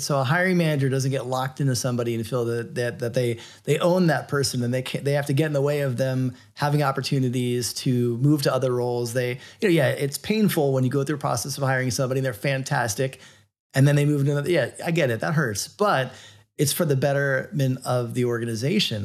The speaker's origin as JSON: {"language": "English", "region": "Florida", "country": "United States", "tie": "born or raised there", "said": "being a kid growing up in Florida, not that far from Cape Canaveral"}